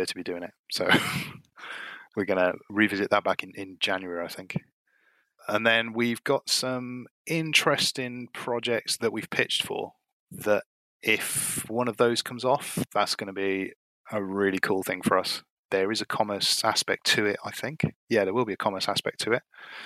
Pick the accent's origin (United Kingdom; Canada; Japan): United Kingdom; Cardiff, Wales; now in Gloucester, United Kingdom; I've lived here for 20-something years now, 20 years or so. I'm originally from Cardiff in Wales.